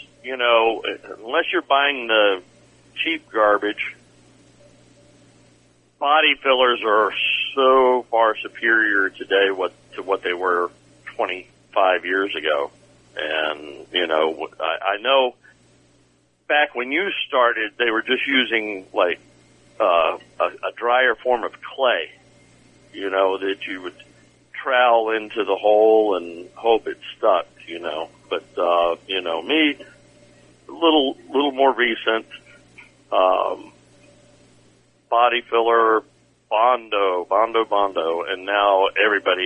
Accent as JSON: {"language": "English", "town": "Virginia Beach", "region": "Virginia", "country": "United States", "tie": "born or raised there", "said": "I am in my hometown, Virginia Beach, Virginia"}